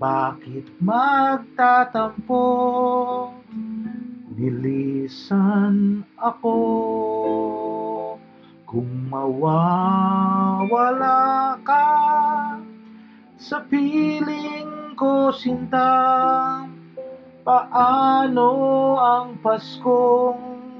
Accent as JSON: {"language": "English", "country": "Australia", "said": "I'm just an Australian. Costalasian?"}